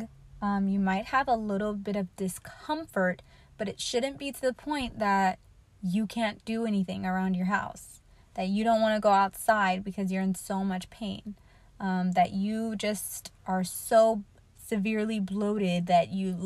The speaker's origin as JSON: {"language": "English", "country": "United States", "said": "as an American"}